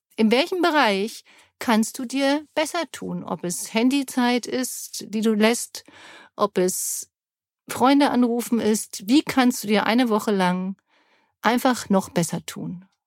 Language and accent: German; Germany; ich bin ja Deutsche